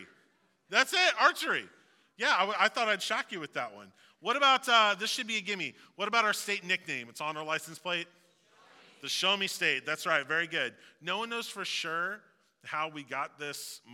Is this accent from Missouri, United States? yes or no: yes; Missouri, United States; I moved around a little bit, but I've lived in Missouri my whole life. So I just say, you know, I'm from Missouri